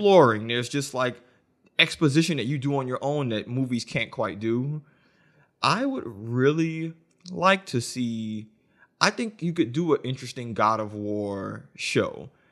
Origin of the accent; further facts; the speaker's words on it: New Orleans, Louisiana, United States; I'm from New Orleans. Katrina happened in oh five a year before. So, when the Wii came out, we were living in the FEMA trailer.